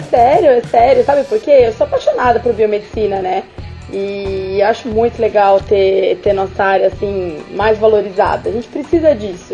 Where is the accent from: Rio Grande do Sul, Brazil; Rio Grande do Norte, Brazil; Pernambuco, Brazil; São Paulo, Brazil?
São Paulo, Brazil; now in Rio de Janeiro, Brazil; lá em São Paulo, porque eu tô no Rio, tá, gente? Mas eu sou de São Paulo